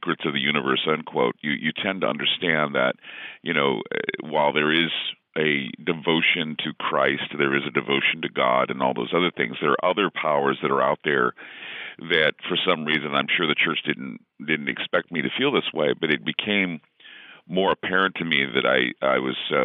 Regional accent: Utah, United States; I grew up in Utah, of course, and you're Mormon until proven otherwise.

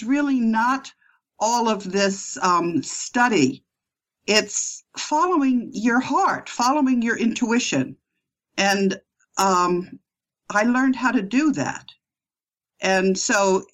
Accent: United States; moved away as an adult; also born or lived in Amsterdam, Netherlands; I'm an American, and I studied at New York University and Yale Law School.

